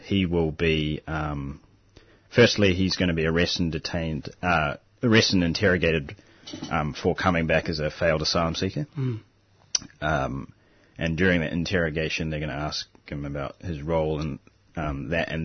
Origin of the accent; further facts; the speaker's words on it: New Zealand; now in Australia; I'm originally from New Zealand